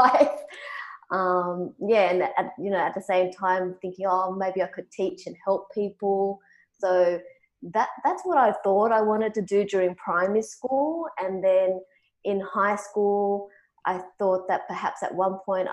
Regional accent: Sydney, New South Wales, Australia; I grew up in the southwest Sydney suburb of Cabramatta

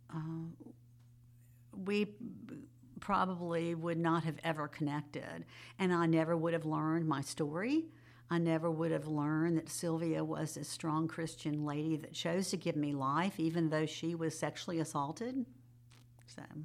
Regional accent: Jacksonville, Florida, United States; moved away as an adult; also born or lived in Summerville, South Carolina; now in Greenville, United States; I grew up in Jacksonville, Florida, and went to Clemson

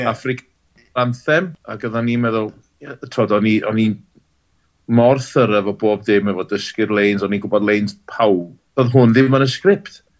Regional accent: Wales, United Kingdom; dwi'n neud fy ngora fel Cymro Cymraeg, dwi'n byw yn angeredig, lle rili Cymraeg. Ie, yeah, dwi'n gweithio tu allan i Gymru, wrth gwrs, ond dwi wedi magu fy nheulu yng Nghymru drwy'r iaith Gymraeg

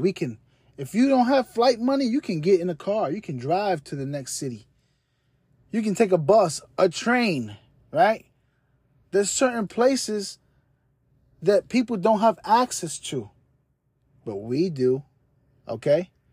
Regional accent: New York City, New York, United States; my hometown, New York City.

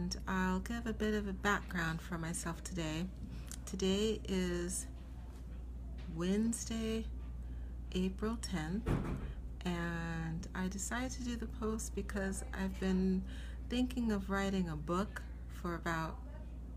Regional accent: Seattle, Washington, United States; moved away as an adult; now in New York City, United States; I am originally from Seattle, Washington. I moved here after medical school. So I grew up in Seattle

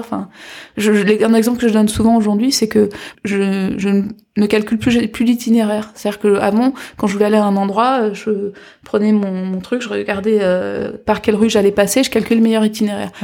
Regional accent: Guadeloupe; now in France; je suis de Guadeloupe

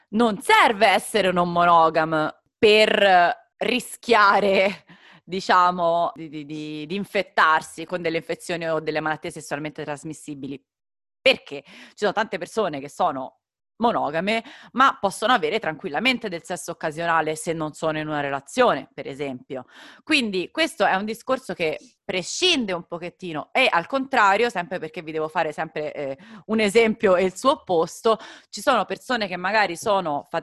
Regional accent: northern Italy, Italy; sono del nord

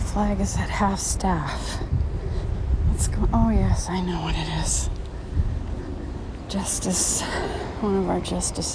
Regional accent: California, United States; also born or lived in Louisiana; My home state is here in California

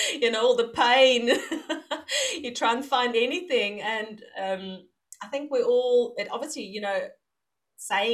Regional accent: South Africa; moved away as an adult; now in Netherlands; I'm from South Africa, and last year, no, 2019, we moved to the Netherlands

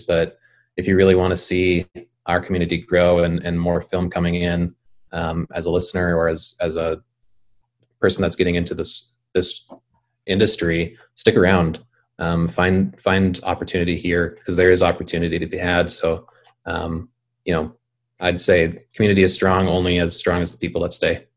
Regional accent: Bismarck, North Dakota, United States; I grew up in Bismarck

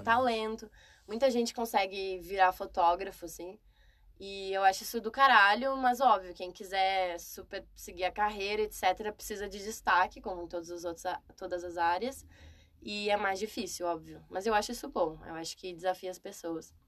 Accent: Rio Grande do Sul, Brazil; moved away as an adult; now in São Paulo, Brazil; sou gaúcha morando em São Paulo

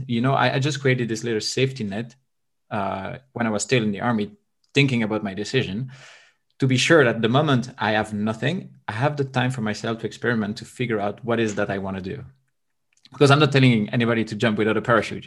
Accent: Belgium; now in Bulgaria; I'm from Belgium. I currently live in Bulgaria.

